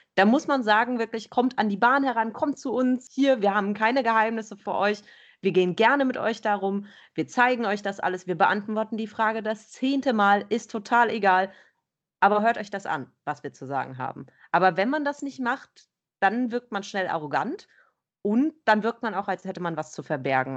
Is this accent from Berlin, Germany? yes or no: no; Bergheim, North Rhine-Westphalia, Germany; ich komme aus Bergheim